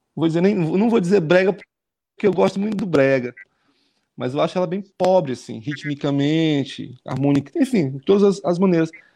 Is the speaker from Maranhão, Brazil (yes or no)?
yes; Alcântara, Maranhão, Brazil; also born or lived in São Luís; eu, eu cresci em Alcântara, sim. saí de lá já, né, na adolescência para vir estudar em São Luís